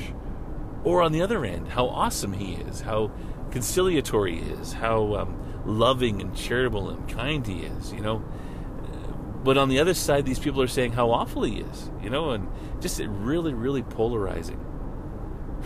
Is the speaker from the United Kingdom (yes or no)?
no; Canada; as a Canadian